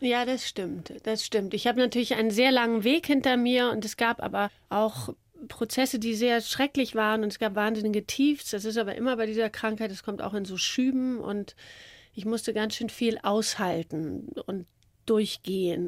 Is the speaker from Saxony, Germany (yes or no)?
no; Hamburg, Germany; ich bin ja Hamburgerin, Norddeutsche